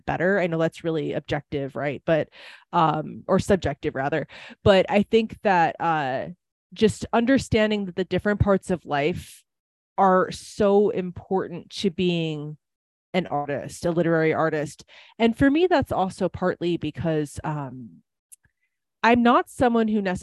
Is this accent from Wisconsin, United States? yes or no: yes; Wisconsin, United States; accent: Wisconsin; now in Nevada, United States; I lived in Wisconsin for a very long time. People might be able to tell that from my accent